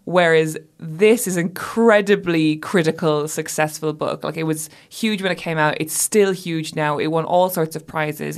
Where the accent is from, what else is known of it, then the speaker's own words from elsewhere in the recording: Ireland; moved away; I had been away from my home country for so long